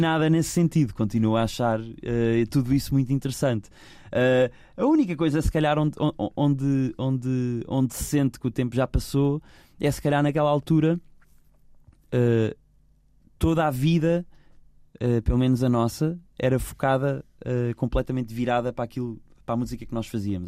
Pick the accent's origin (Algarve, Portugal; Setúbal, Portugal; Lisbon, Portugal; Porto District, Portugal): Lisbon, Portugal; also born or lived in Benfica, Lisbon; Eu nasci, eu nasci em Arroios. Nasci em Arroios.